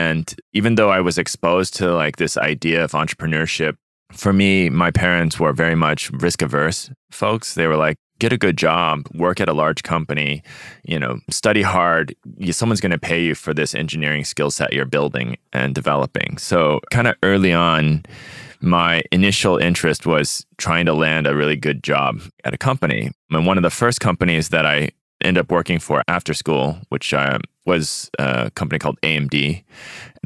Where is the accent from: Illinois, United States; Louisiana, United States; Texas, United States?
Texas, United States; Austin; growing up in Texas or growing up around the Asian community in Austin